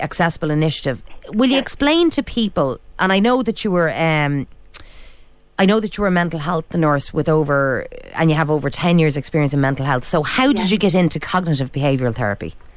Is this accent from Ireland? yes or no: yes; Ireland; We're Irish